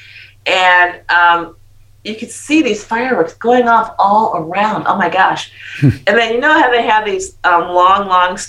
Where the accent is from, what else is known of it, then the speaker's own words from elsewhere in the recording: United States; moved away; I'm American.